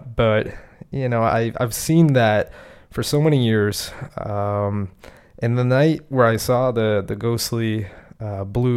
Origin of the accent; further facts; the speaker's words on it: Canada; also born or lived in Montreal; as a Canadian, as a resident in Canada